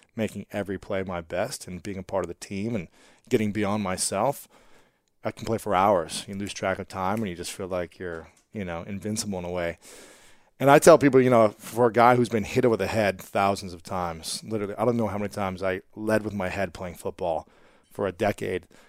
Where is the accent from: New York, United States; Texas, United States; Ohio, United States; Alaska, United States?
Ohio, United States; Delaware; I'm actually from Delaware, Ohio